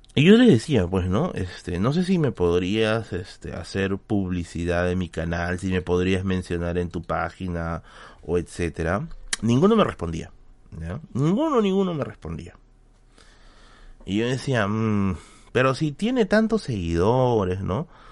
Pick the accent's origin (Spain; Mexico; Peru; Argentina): Peru; Tacna; Sí, soy, de Tacna